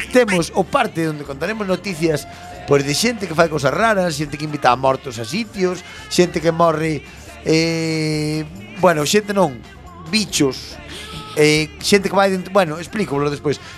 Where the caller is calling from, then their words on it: Catalonia, Spain; Hola, buena nit, que veño de Cataluña